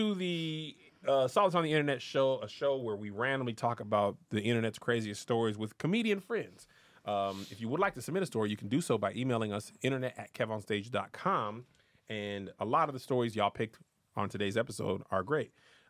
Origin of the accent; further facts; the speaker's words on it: El Paso, Texas, United States; I'm from El Paso, and I used to always think something like that would happen to me. Yeah. They find out I was from El Paso.